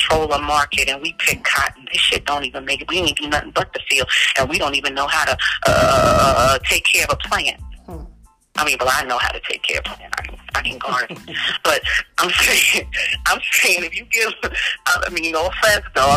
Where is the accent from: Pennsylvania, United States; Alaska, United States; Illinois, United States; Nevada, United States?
Pennsylvania, United States; Philadelphia; I'm from West Philly